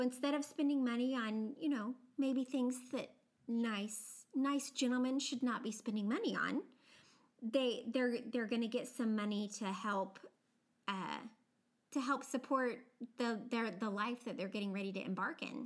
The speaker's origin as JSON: {"language": "English", "country": "United States", "said": "I am from a part of the country that definitely has a more subtle accent, but I very definitely have an accent."}